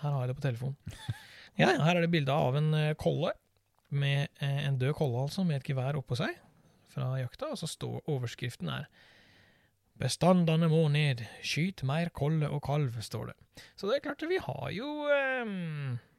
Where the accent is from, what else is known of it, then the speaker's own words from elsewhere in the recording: Birkeland, Agder, Norway; moved away; Jeg vokste opp nede på Sørlandet, en eh, liten plass som heter Birkeland